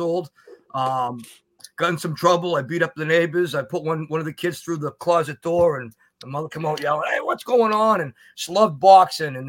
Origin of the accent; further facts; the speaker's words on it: New York, United States; now in Massachusetts, United States; I'm originally from New York, but I ended up in Massachusetts